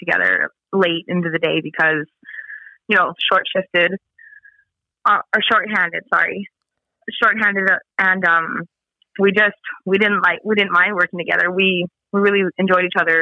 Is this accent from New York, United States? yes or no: no; Spirit Lake Reservation, North Dakota, United States; I'm from Spirit Lake Reservation